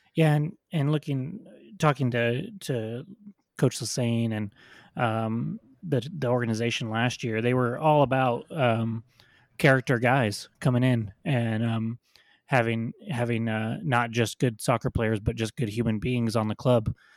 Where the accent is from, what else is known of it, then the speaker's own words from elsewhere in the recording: New Mexico, United States; born and raised in New Mexico